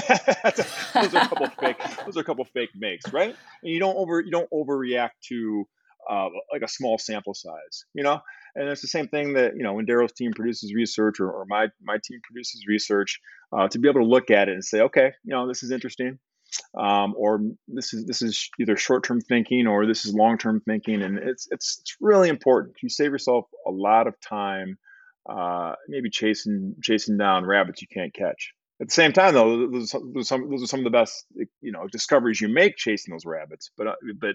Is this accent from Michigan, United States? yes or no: yes; Detroit, Michigan, United States; a young kid growing up in Detroit